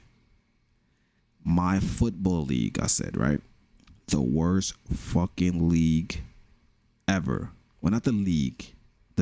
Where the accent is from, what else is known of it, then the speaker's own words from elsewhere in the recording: New York City, New York, United States; you can tell from my accent, I am from New York, from the Bronx